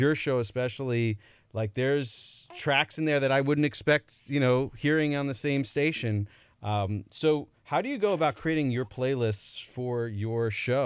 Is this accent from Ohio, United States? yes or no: no; New Jersey, United States; I live in Jersey, grew up in Jersey